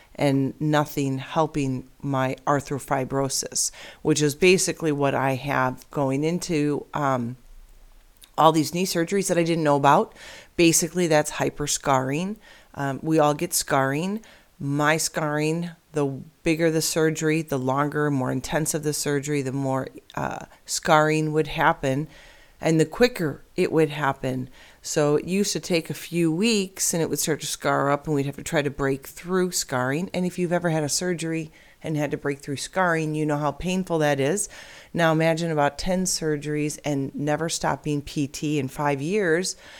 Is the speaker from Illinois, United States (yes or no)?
yes; Illinois, United States; now in Arizona, United States; I'm born and raised in Illinois